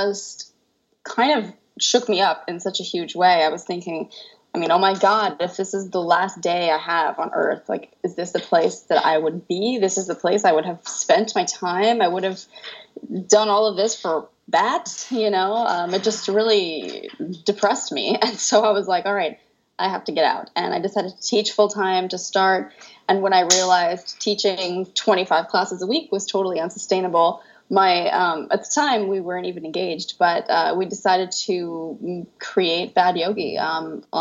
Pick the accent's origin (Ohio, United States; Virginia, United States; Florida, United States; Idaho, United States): Florida, United States; Tampa; moved away as an adult; now in France; So I'm from Tampa, Florida. I was born a little outside of Tampa, but I was raised my whole life in Tampa.